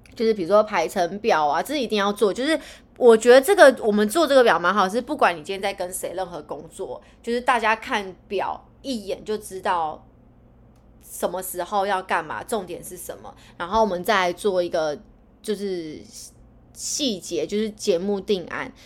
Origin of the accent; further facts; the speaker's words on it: East Coast, Taiwan; now in Northern Taiwan; 我是来自东海岸的，我是来自东海岸，北漂的女子